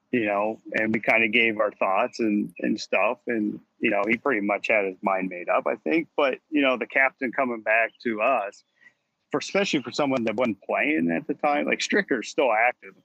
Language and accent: English; United States; I'm an American